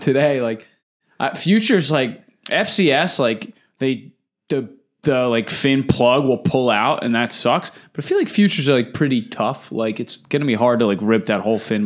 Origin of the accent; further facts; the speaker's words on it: New Jersey, United States; we're from New Jersey.